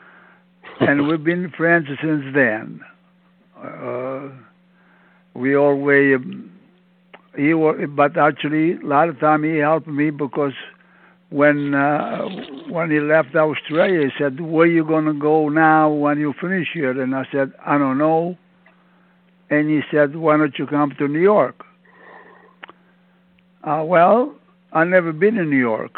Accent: province of Campobasso, Molise, Italy; moved away; I'm from Italy in a little town, La Provincia

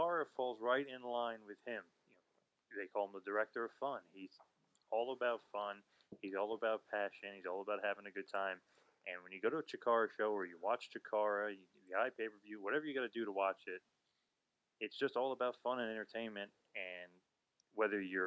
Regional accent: New Jersey, United States; I'm from Jersey, used to see you on all the Jersey independents

